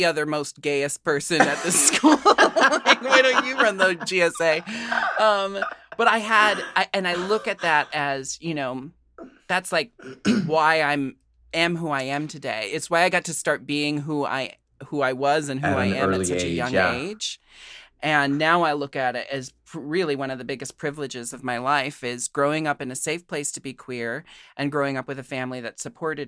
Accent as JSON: {"language": "English", "town": "Portland", "region": "Oregon", "country": "United States", "tie": "born or raised there", "said": "I grew up in Portland, Oregon, another very safe place to be queer."}